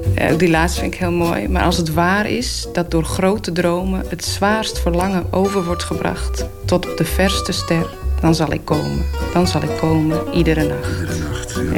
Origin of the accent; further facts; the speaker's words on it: Friesland, Netherlands; first language West Frisian; Dutch is a second language; het Fries kan halen, mijn moedertaal